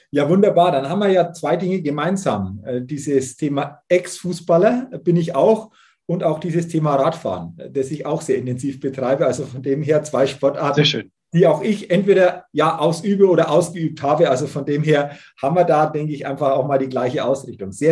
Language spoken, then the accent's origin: German; Southern Germany, Germany; Aber du siehst mir es nach, als, als Süddeutscher